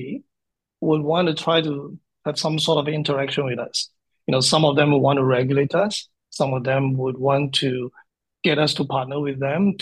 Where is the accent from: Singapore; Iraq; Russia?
Singapore; also born or lived in Fukuoka, Japan; Born and bred in Singapore